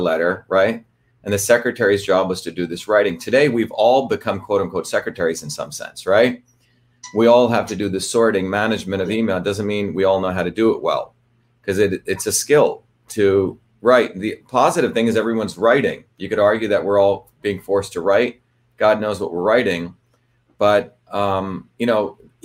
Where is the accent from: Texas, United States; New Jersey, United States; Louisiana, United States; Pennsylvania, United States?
New Jersey, United States; born or raised there